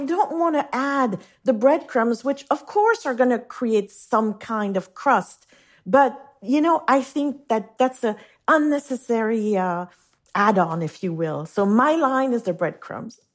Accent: Geneva, Switzerland; first language French; English is a second language; moved away as an adult; now in New York, United States; the house I grew up in on Lake Geneva

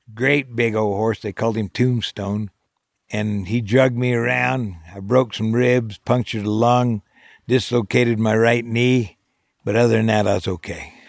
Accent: Arizona, United States; born or raised there

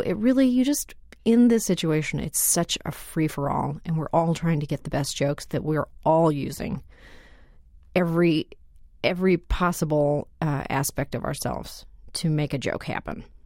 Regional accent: Canada; moved away; I'm Canadian by birth.

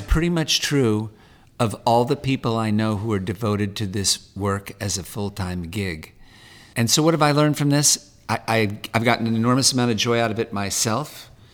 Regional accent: Los Angeles, California, United States; also born or lived in Malibu; native Californian. I grew up half in the valley, a, a mile or two from here. I was born in Sherman Oaks

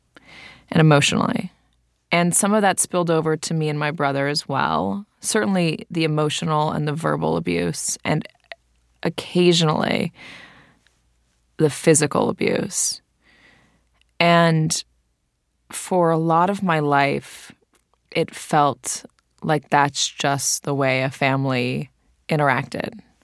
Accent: Santa Monica, California, United States; my brother and I, grew up at the airport in Santa Monica

